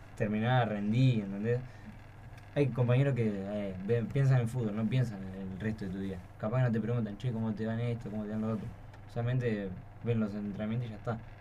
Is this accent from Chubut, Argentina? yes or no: no; Florencio Varela, Buenos Aires Province, Argentina; soy de Varela